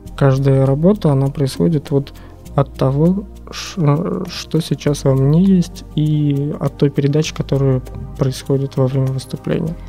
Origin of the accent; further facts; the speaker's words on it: Saint Petersburg, Russia; moved away; родился соответственно, в этом городе, в Ленинграде вот еще в Советском Союзе. Э, прожил много разных жизней в разных местах, э, кроме Питера. Вот вернулся сюда где-то в седьмом году.